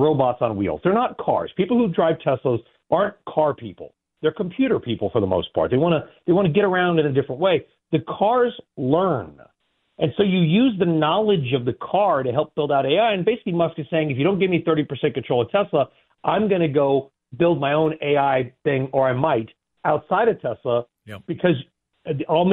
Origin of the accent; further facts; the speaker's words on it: California, United States; I grew up in California